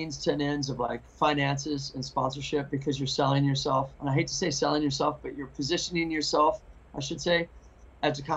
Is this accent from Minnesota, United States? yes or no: no; Missouri, United States; now in West Coast, United States; I'm from Missouri. I'm from the Midwest. I know how the Midwest works. I know the scenes. I get the vibe. I get it. Grew up there